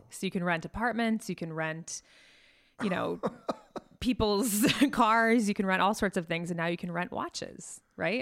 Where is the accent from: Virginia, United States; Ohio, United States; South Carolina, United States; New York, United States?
New York, United States; New York City; I'm from New York